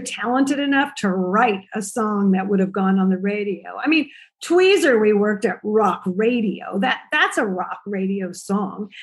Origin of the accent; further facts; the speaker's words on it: Central California, United States; moved away as an adult; also born or lived in Los Angeles / New York; I grew up in Central California, but I went to college in LA and then I moved to New York after college